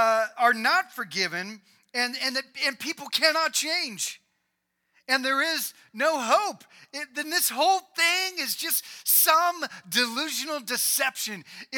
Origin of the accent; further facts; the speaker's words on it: Indiana, United States; I grew up in Indiana, and back in the day, you used to give your mom corsages, right?